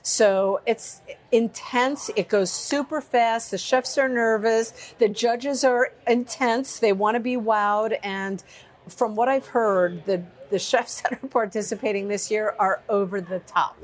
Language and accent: English; New York, United States; I'm a New Yorker.